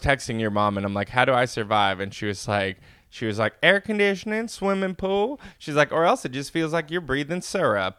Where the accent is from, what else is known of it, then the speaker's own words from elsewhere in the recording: Inland Empire, California, United States; I was born and raised in California